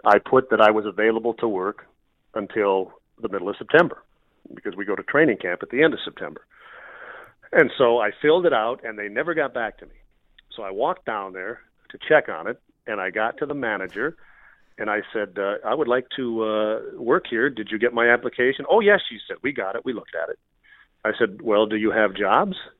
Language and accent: English; Minnesota, United States; moved away as an adult; also born or lived in Montana; I grew up in Minnesota, and I took my first job in Montana, which was about a thousand miles away